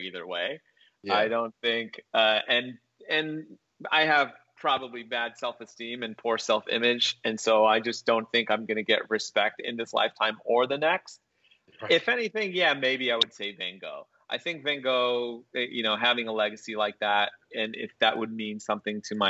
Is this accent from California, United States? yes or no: yes; Riverside, California, United States; I grew up in Riverside, California, which is an hour east